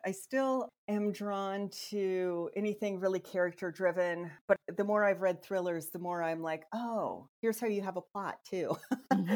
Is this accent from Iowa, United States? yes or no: yes; Sanborn, Iowa, United States; also born or lived in Minnesota / Nebraska; now in Ohio, United States; i grew up in a small farming community in iowa in the northwest corner about 1200 people sanborn iowa